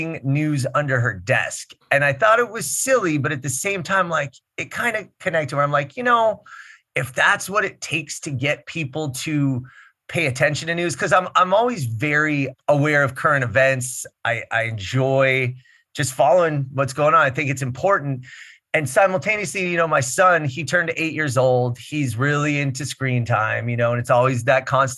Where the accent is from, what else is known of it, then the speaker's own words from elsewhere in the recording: Los Angeles, California, United States; I am indeed an LA native and the son of an LA native.